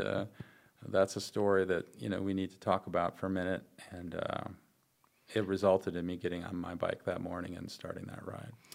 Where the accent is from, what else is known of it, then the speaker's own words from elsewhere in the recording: Wisconsin, United States; in Wisconsin, where it's my home state